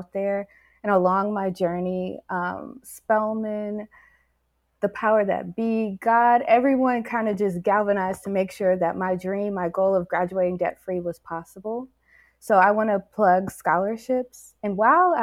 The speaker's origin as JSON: {"language": "English", "town": "Detroit", "region": "Michigan", "country": "United States", "tie": "born or raised there", "said": "in Detroit, I went to Cass Technical High School, which is one of the biggest high schools in Detroit."}